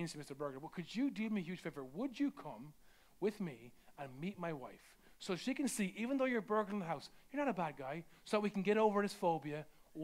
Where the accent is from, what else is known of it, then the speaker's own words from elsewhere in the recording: Ireland; I'm Irish